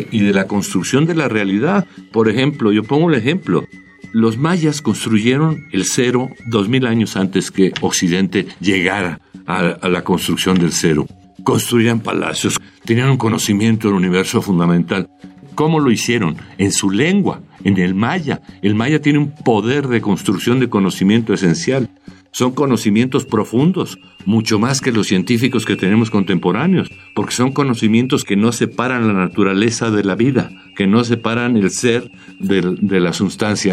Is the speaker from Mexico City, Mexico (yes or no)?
yes; Mexico City, Mexico; nosotros, los habitantes de de México, pues somos eso, nada, chilangos